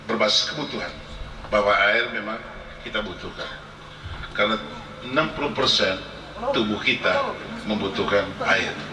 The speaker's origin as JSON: {"language": "Indonesian", "region": "East Nusa Tenggara", "country": "Indonesia", "said": "kita orang Manggarai selalu ngomong gini"}